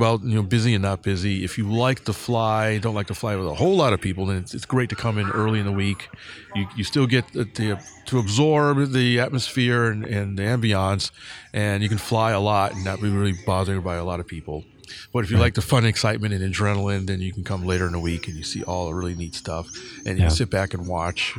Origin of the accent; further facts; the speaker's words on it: California, United States; I'm from California